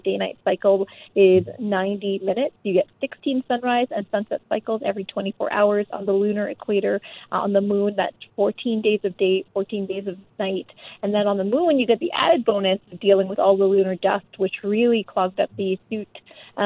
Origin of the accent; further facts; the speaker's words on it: Canada; I'm Canadian